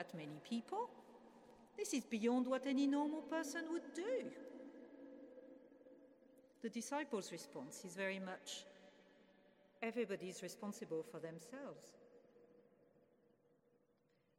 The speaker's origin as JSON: {"language": "English", "country": "France", "tie": "born or raised there", "moved": "yes", "lives_now": "England", "said": "I grew up in France, in a place where you don't actually call somebody a friend until you've had a meal with them."}